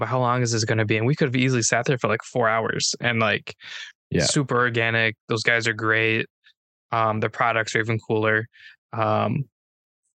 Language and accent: English; Minnesota, United States; I'm from Minnesota